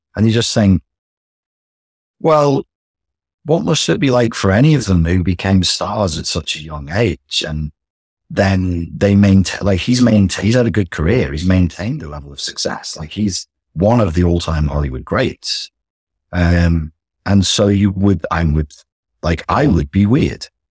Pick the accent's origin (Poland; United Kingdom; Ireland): United Kingdom; England; we're English